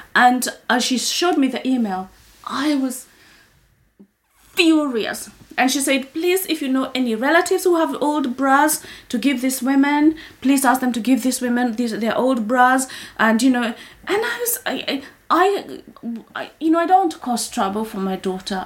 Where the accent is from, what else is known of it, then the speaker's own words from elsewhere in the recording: Kenya; moved away as an adult; now in United Kingdom; when I was growing up in Kenya